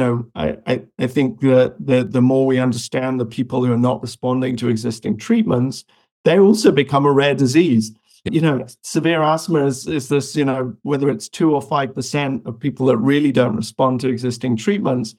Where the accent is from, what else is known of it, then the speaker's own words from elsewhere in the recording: United Kingdom; also born or lived in Malawi; I pretty much born in Africa, but raised in the UK.